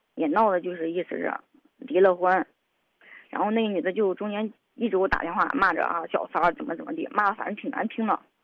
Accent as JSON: {"language": "Chinese", "region": "Henan", "country": "China", "also_born_or_lived": "Shanxi", "moved": "yes", "said": "我是河南的"}